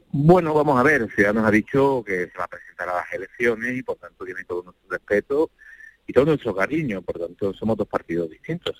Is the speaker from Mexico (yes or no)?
no; Málaga, Andalusia, Spain; Yo soy de Málaga, vivo en Málaga, mis hijos son de Málaga